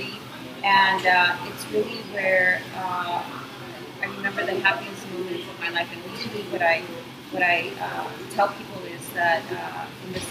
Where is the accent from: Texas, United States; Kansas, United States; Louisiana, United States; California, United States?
California, United States; San Jose; I was born and raised in San Jose. I actually grew up in the west side of San Jose, in the Del Monte Cannery area.